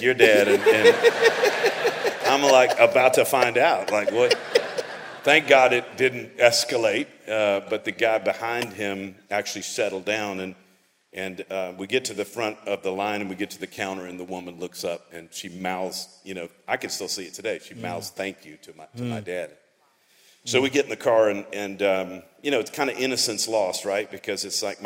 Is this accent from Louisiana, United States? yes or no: yes; Louisiana, United States; I grew up in Louisiana